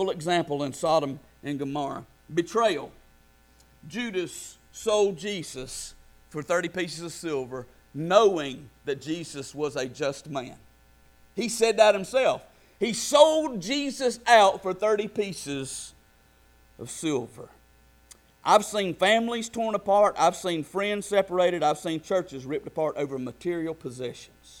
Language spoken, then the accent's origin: English; United States; we are as American Christians